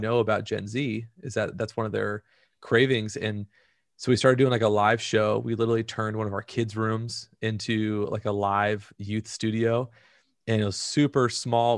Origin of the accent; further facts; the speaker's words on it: Orange County, California, United States; also born or lived in Central Valley, California; I grew up in Orange County.